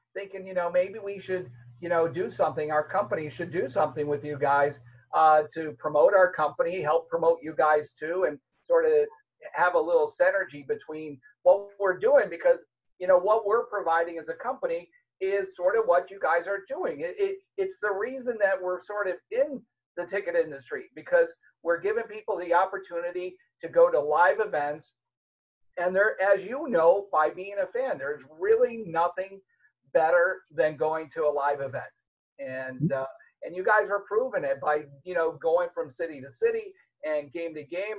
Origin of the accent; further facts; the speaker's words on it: Chicago, Illinois, United States; moved away; also born or lived in Miami; I grew up in Chicago